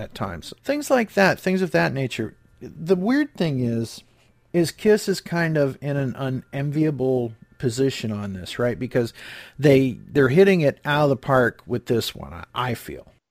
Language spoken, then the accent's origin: English; Cleveland, Ohio, United States; I grew up in the Cleveland area